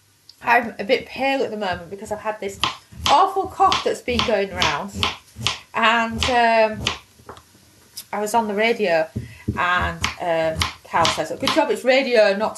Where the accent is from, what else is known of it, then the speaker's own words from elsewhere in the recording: United Kingdom; accent: UK; I'm UK based